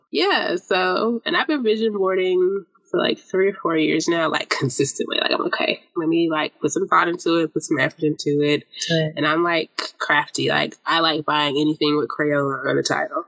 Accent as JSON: {"language": "English", "town": "Atlanta", "region": "Georgia", "country": "United States", "said": "I am from Zone Six"}